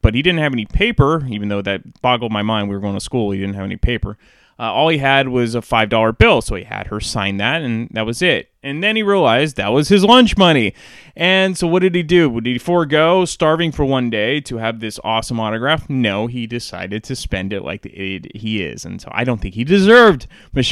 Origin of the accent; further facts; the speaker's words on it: San Francisco Bay Area, California, United States; growing up in the San Francisco Bay Area